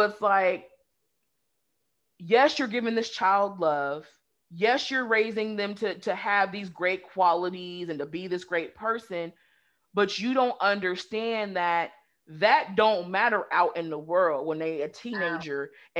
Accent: West Coast, Pacific Northwest, United States; moved away as an adult; also born or lived in the South, United States; now in Southern United States, United States; growing up on the West Coast, it's more progressive.

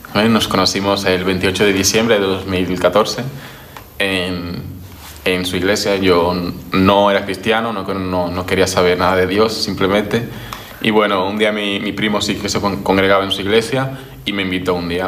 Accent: Dominican Republic; also born or lived in Barcelona, Spain; now in Spain; soy de República Dominicana y bueno, estoy en España desde hace 11 años

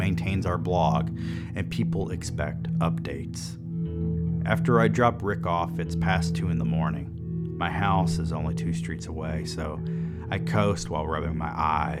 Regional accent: the South, United States; I grew up in the South

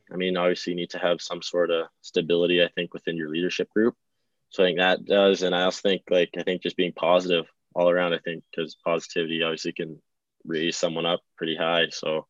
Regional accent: White Rock, British Columbia, Canada; No, I'm from White Rock.

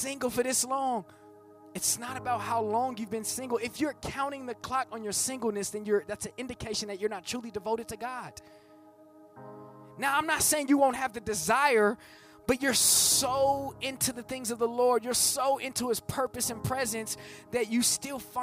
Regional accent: Bay Area, California, United States; I'm from the Bay Area. We use that, we talk about popping

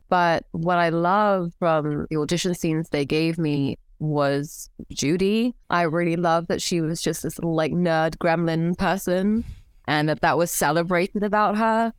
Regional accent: Cairo, Cairo Governorate, Egypt; moved away as an adult; I was born and raised in Cairo.

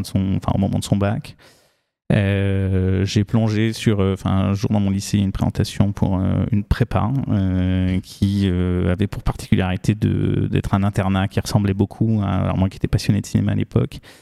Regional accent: France; also born or lived in New Caledonia; j'ai grandi pour partie sur un voilier, donc sur un bateau, et puis pour le reste dans les Pyrénées

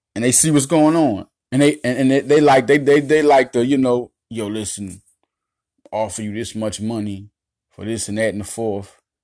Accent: Little Rock, Arkansas, United States; also born or lived in Philadelphia; I grew up in Southwest Little Rock, all right? I was born in Philadelphia. Grew up in Southwest Little Rock.

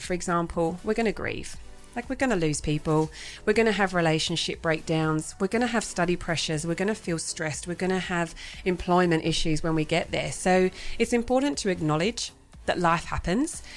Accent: England, United Kingdom; moved away as an adult; now in Australia; So I'm originally from England. I've been in Australia now for 15 years

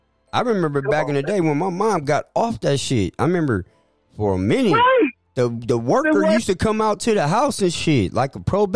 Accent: San Francisco, California, United States; also born or lived in Stockton, California; I was raised in a culture, being in Stockton with my cousins, and just being around that shit. But I'm from Hunters Point. I'm from San Francisco.

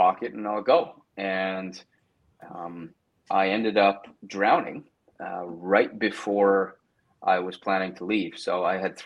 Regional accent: Canada; I grew up mostly in Canada

